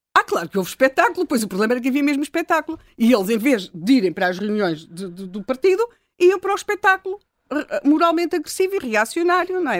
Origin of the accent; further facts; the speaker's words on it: Lisbon, Portugal; nós, e aqui no caso, enquanto Lisboetas